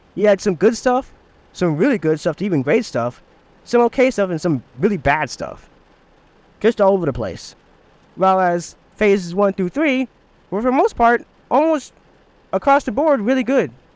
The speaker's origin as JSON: {"language": "English", "region": "Michigan", "country": "United States", "said": "I'm from Michigan"}